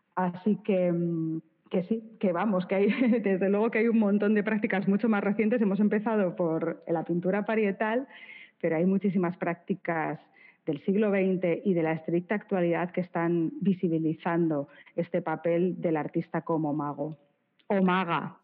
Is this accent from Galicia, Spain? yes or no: no; Bilbao, Basque Country, Spain; soy de Bilbao